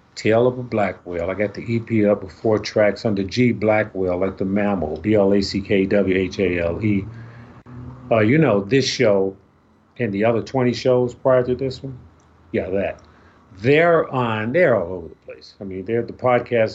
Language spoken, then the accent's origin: English; Chicago, Illinois, United States; I'm from Chicago